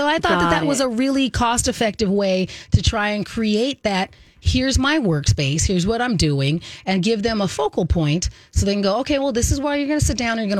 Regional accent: Arizona, United States; moved away; Yes, because I'm from Arizona, and we're usually like right up there with the hottest places, not in the world all the time, but definitely one of the hottest places in the U.S.

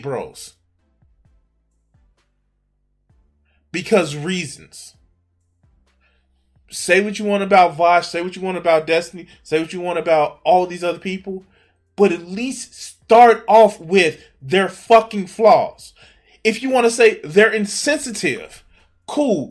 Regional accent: Chicago, Illinois, United States; I grew up in the fucking 90s, dog. I grew up in Chicago

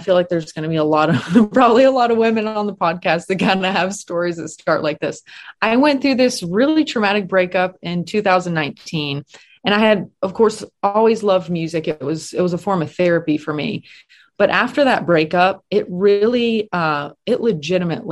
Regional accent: Appalachian Mountains, United States; moved away; I'm from the Appalachian Mountains

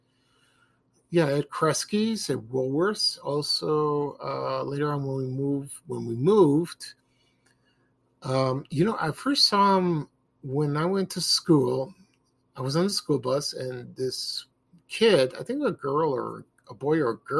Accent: Chicago, Illinois, United States; I'm from Chicago

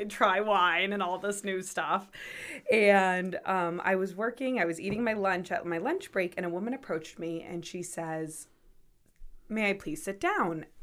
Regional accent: North Kingstown, Rhode Island, United States; I was born and raised in North Kingstown, Rhode Island

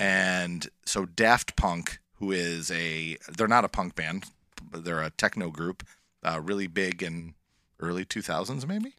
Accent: Erie Canal, Western New York, United States; I grew up on the Erie Canal, uh, here in Western New York

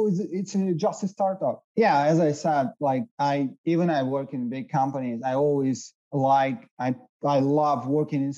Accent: Russia; moved away as an adult; also born or lived in Hungary; I lived in four countries except Russia, where I was born. Actually, I was born in Hungary, but I don't remember

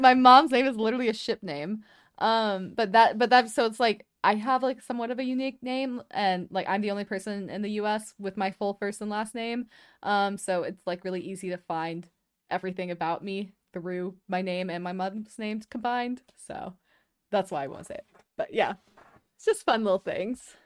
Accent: the South, United States; growing up in the South

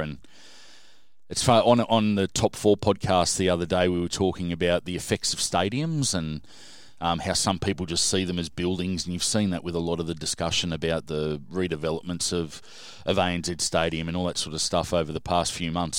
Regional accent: Sydney, New South Wales, Australia; also born or lived in Menai / Bathurst; I grew up in, uh, a suburb called South Hurstville and lived there till I was about sixteen

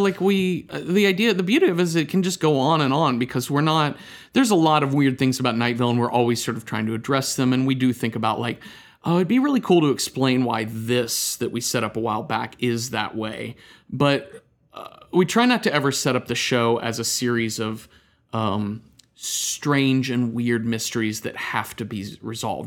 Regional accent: near Dallas, Texas, United States; I grew up near Dallas

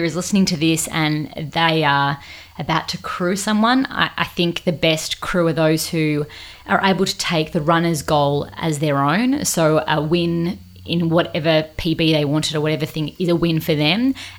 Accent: Australia; And I was from Australia.

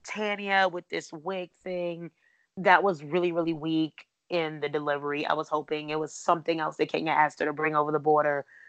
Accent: Potomac, Maryland, United States; that's my hometown area

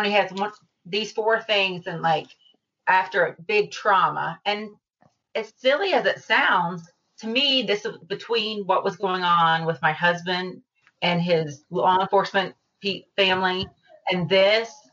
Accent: the South, United States; I'm from the South

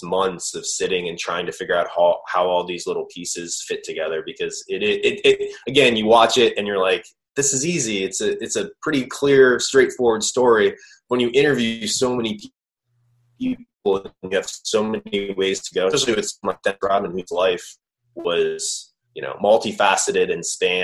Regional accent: Cleveland, Ohio, United States; I'm from Cleveland

